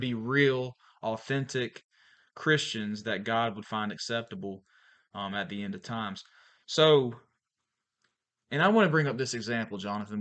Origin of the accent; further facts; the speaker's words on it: Valdosta, Georgia, United States; moved away as an adult; also born or lived in Pensacola, Florida; now in Archibald, Louisiana, United States; I'm from Valdosta, Georgia, originally.